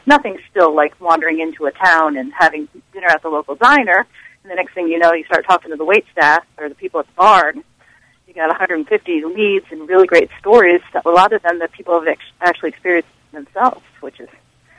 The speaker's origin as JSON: {"language": "English", "region": "New York, New Jersey, Pennsylvania region", "country": "United States", "tie": "born or raised there", "said": "I grew up in New York, New Jersey, Pennsylvania region, so those books were like a shoe-in."}